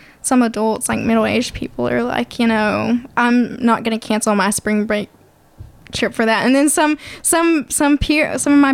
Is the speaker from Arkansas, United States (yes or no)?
yes; Hope, Arkansas, United States; moved away; I grew up in Southwest Arkansas